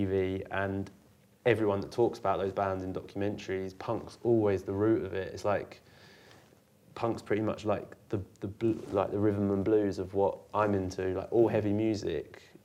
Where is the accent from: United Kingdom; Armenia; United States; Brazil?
United Kingdom; Maidstone, South East England; also born or lived in Bearsted; I was born in Maidstone, and I lived in a village outside of Maidstone.